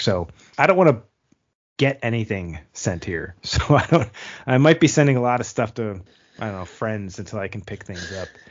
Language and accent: English; United States; as an American